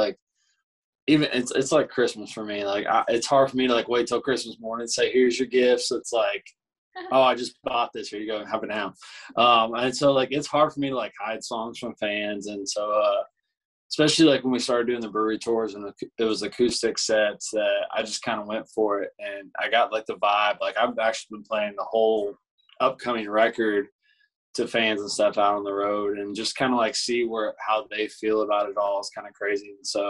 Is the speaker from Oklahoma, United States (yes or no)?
no; Indiana, United States; now in Nashville, United States; I'm from Indiana, so we were like, you know, we're state buddies, and we both live in Nashville now